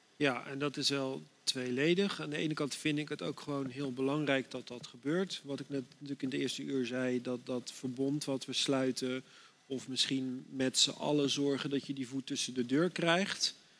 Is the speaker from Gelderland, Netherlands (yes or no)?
no; Dordrecht, South Holland, Netherlands; Ik ben hier geboren in Dordrecht